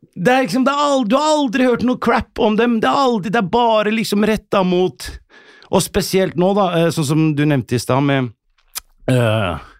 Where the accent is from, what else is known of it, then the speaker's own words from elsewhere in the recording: Oslo, Norway; Som kid vokste jeg på Bøler, eh, et tøft miljø